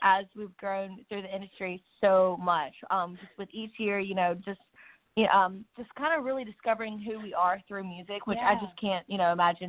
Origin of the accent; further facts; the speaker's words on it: Mississippi Delta, United States; So we are two sisters from the Mississippi Delta.